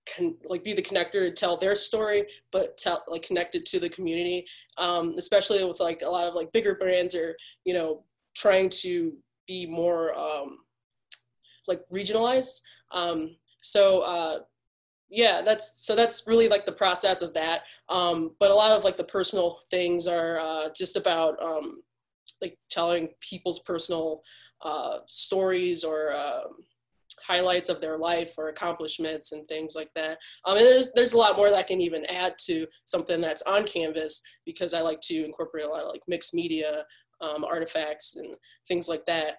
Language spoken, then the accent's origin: English; Detroit, Michigan, United States; growing up in Detroit